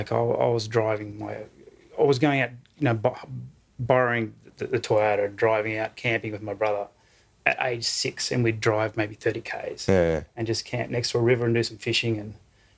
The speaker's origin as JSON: {"language": "English", "region": "Western Queensland", "country": "Australia", "tie": "born or raised there", "lives_now": "Brisbane, Australia", "said": "I grew up on a cattle station, Western Queensland."}